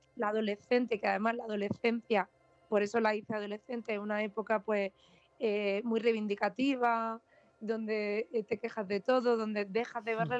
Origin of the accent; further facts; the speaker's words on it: Vega de Granada, Andalusia, Spain; moved away as an adult; also born or lived in Los Angeles, United States; vuelvo a la Vega de Granada, donde yo crecí, donde pasé mi infancia, mi adolescencia